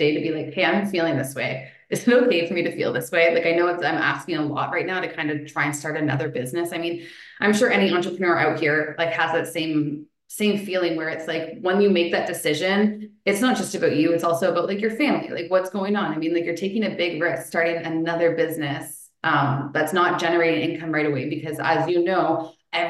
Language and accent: English; Elora, Ontario, Canada; I grew up in Alora